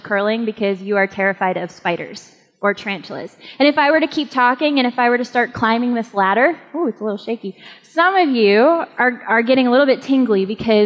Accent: New England, United States; moved away; I am also from New England

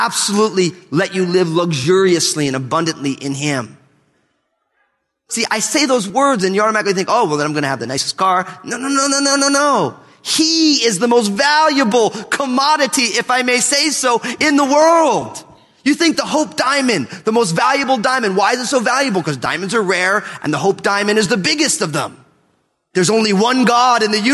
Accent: United States

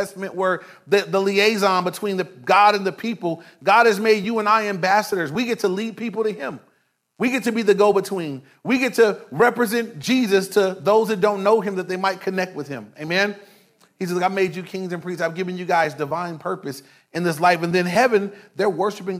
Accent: Inglewood, California, United States; I grew up in Inglewood. I was in Inglewood my whole life

